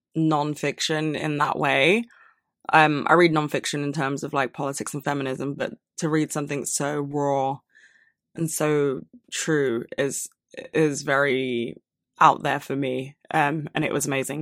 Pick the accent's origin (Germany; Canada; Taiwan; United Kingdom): United Kingdom; London; I was born and raised in London